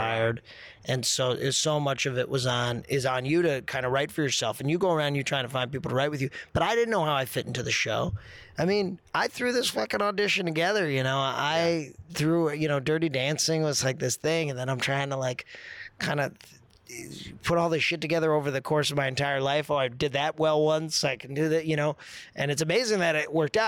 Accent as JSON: {"language": "English", "region": "New Jersey", "country": "United States", "tie": "born or raised there", "moved": "yes", "said": "I'm from Jersey. Grew up outside New York."}